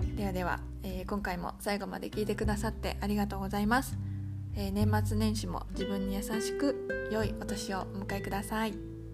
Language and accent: Japanese; Japan; moved away as an adult; now in Vietnam